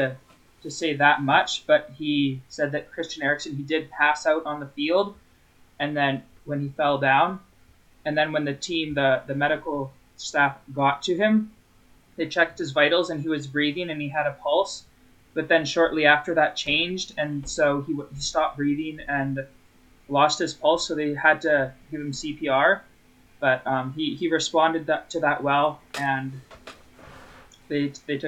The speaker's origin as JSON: {"language": "English", "country": "Canada", "said": "I'm Canadian as well"}